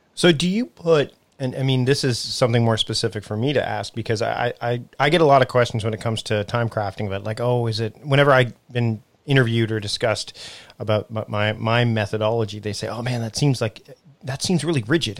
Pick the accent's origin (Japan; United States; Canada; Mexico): Canada; someone who is also from my home and native land